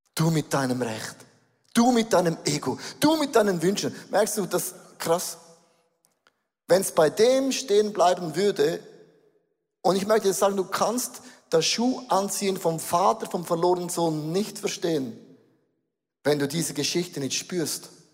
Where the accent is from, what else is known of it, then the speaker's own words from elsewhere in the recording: Switzerland; wir sind Schweizer, wir sind Europäer